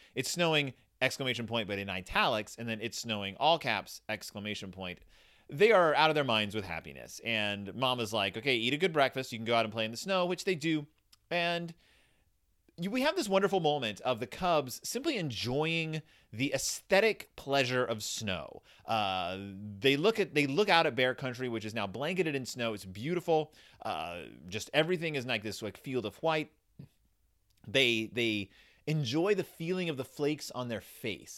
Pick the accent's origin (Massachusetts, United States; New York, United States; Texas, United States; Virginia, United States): Texas, United States; Houston; I grew up in Houston, Texas, right outside of Houston, Texas